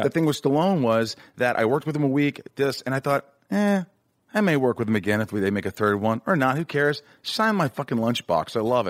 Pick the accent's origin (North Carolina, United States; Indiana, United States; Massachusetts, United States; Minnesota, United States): Indiana, United States; moved away as an adult; also born or lived in Michigan / Hollywood; I grew up in Indiana